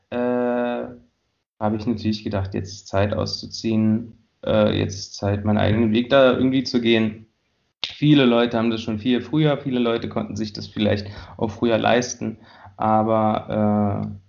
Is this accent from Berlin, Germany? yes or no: yes; Tempelhof, Berlin, Germany; also born or lived in Friedrichshain; Ursprünglich bin ich aus Tempelhof, also aufgewachsen.